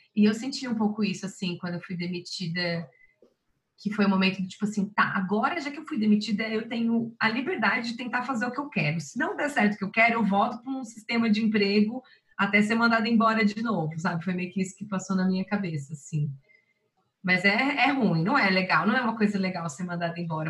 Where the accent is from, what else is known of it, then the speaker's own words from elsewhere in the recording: Blumenau, Santa Catarina, Brazil; moved away; em Blumenau, Santa Catarina, que é onde eu nasci. Eu nasci ah, em Blumenau. Sim. É, nasci lá e treinei lá e treinei por 15 anos.